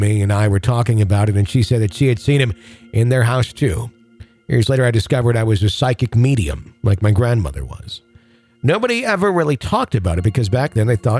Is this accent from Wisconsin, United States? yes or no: yes; Fond du Lac, Wisconsin, United States; my hometown